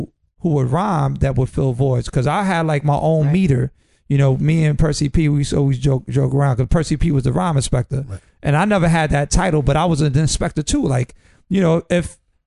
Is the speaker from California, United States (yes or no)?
no; New York City, New York, United States; I grew up in the Upper West Side